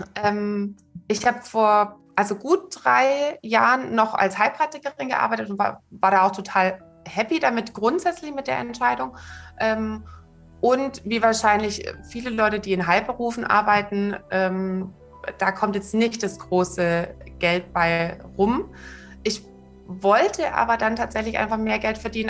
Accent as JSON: {"language": "German", "area": "Swabia", "region": "Baden-Württemberg", "country": "Germany", "tie": "born or raised there", "said": "ich bin äh, im Schwabenland aufgewachsen"}